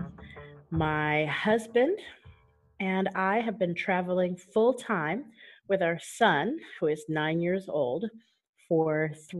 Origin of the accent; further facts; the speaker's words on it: Southern California, United States; moved away as an adult; also born or lived in Japan; now in Albania; going to Montessori preschool where I grew up in Southern California